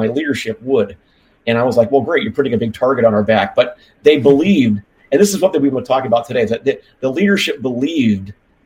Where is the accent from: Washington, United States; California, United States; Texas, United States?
California, United States; moved away; I'm from California originally